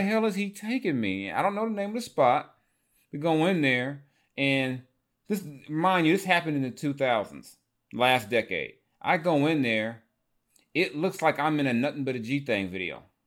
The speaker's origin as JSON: {"language": "English", "region": "California", "country": "United States", "said": "I'm from California"}